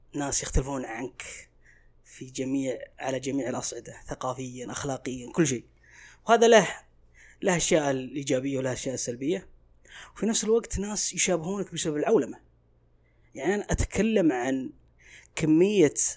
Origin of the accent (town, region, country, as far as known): Saudi Arabia